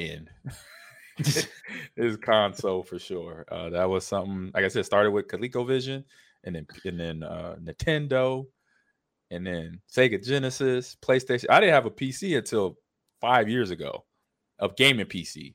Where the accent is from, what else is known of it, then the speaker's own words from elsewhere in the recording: Los Angeles, California, United States; I grew up in Los Angeles.